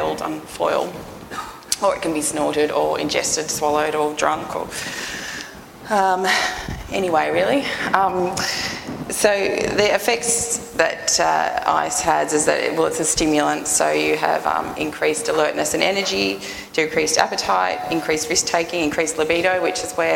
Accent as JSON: {"language": "English", "town": "Newcastle", "region": "New South Wales", "country": "Australia", "said": "I'm from Newcastle"}